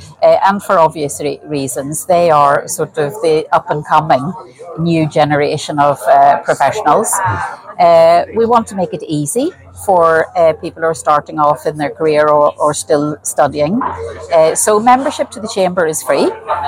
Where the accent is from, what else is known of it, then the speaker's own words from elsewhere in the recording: Ireland; now in Sweden; as Irish professionals in Sweden and in the Nordics, it's really beneficial to share knowledge, share experiences.